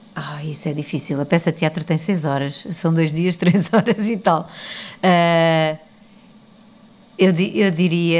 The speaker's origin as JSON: {"language": "Portuguese", "country": "Portugal", "moved": "as an adult", "lives_now": "New York, United States"}